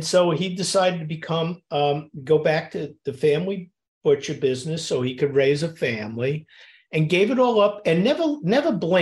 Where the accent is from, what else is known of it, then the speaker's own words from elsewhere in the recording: New York City, New York, United States; when I was a kid growing up in Queens, New York